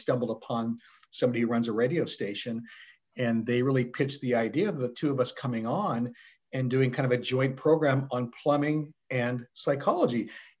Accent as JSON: {"language": "English", "town": "Stockton", "region": "California", "country": "United States", "tie": "born or raised there", "said": "Stockton is a pretty diverse place. And I will say, having come back after literally 35 years away, it has changed radically, right?"}